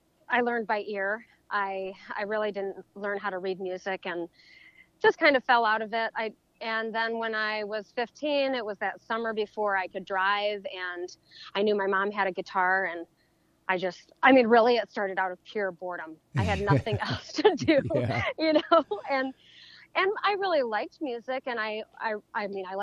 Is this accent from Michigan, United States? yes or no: yes; Delton, Michigan, United States; I'm actually from Delton, but Kalamazoo was the closest drive to anything